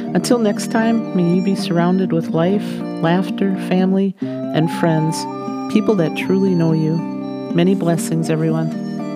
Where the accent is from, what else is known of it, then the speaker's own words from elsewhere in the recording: United States; as American citizens